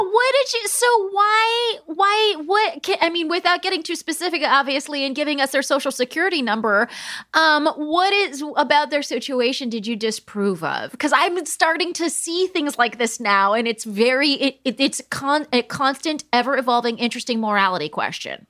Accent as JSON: {"language": "English", "region": "California", "country": "United States", "said": "I'm from California"}